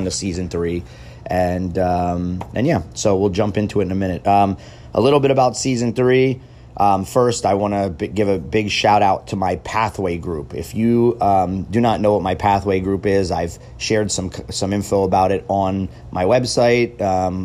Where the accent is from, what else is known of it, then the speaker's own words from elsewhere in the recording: United States; a American and fan of the U.S. national team